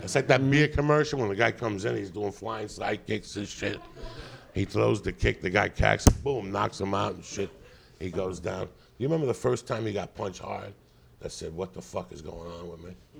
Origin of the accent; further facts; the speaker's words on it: Connecticut, United States; now in California, United States; I'm from Connecticut.